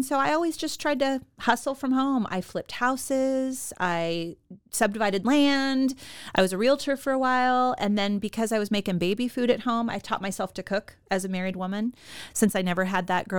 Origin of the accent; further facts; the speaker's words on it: San Leandro, California, United States; born there; I was born in California, San Leandro, and we spent the first 6 years in the Bay Area where he owned his gym.